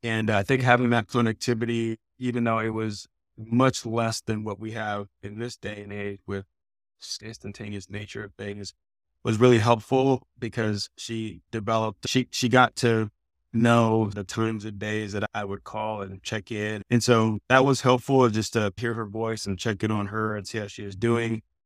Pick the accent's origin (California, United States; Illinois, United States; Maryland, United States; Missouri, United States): California, United States; San Diego; moved away as an adult; I grew up in San Diego